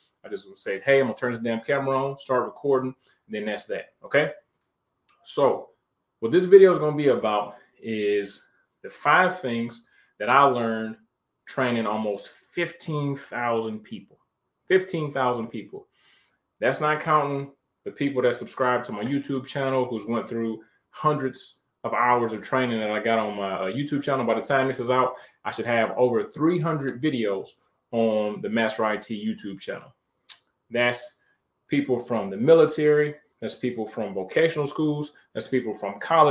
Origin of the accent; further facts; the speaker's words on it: Detroit, Michigan, United States; moved away; from Detroit, Michigan, born and raised.